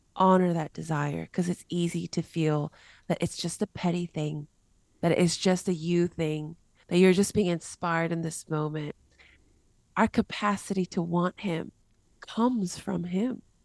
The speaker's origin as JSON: {"language": "English", "country": "United States", "tie": "born or raised there", "also_born_or_lived": "Korea", "said": "I was born in Korea, raised in America, got saved in Mexico"}